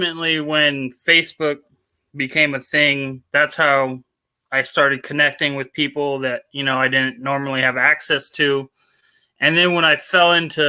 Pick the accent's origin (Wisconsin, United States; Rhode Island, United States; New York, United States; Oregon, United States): Oregon, United States; Portland; From Portland, Oregon. Kind of born and raised here.